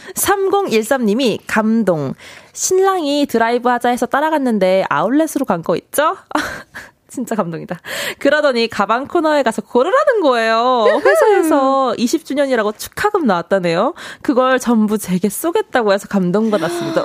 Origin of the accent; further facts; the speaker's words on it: Suwon, Gyeonggi Province, South Korea; 저는 수원 사람이에요